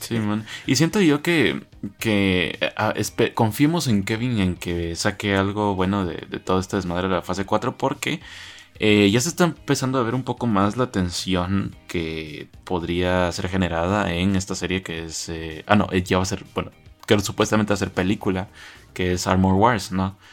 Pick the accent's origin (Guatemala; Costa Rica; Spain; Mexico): Guatemala; en mi país, ¿verdad? Como guatemalteco